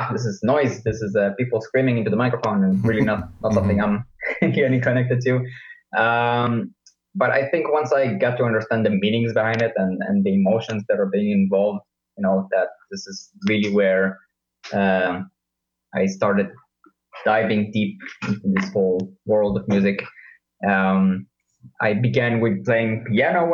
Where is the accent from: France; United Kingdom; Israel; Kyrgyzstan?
Israel; moved away as an adult; now in Leipzig, Germany; I'm 32 years old, also was born in Israel